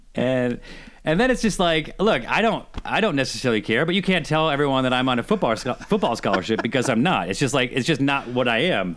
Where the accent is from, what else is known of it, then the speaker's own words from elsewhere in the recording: Syracuse, New York, United States; moved away; I'm from Syracuse. And so my, my mom still lives there